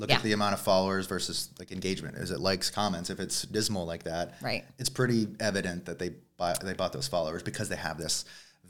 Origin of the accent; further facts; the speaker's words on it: Tucson, Arizona, United States; Tucson, Arizona.